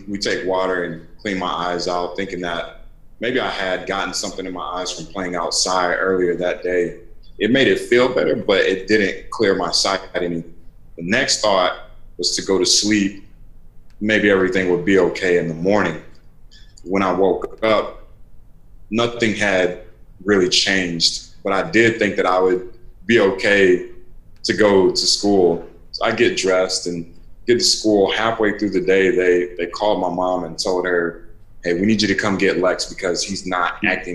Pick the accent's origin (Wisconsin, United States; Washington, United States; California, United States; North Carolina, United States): North Carolina, United States; Raleigh; I grew up in North Carolina. I grew up in Raleigh